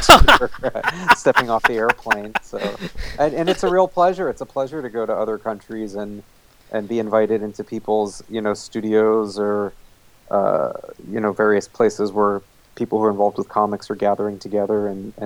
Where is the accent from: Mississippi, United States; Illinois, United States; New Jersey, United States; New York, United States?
New Jersey, United States; where I grew up in New Jersey